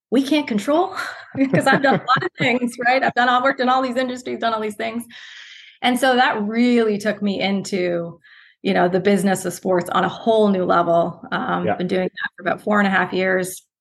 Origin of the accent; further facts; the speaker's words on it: Canada; moved away as an adult; also born or lived in Ohio; now in Columbus, United States; as a Canadian, a typical Canadian who loves our hockey